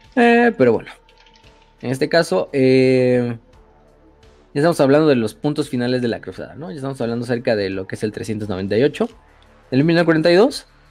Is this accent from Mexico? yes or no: yes; Mexico; soy mexicano.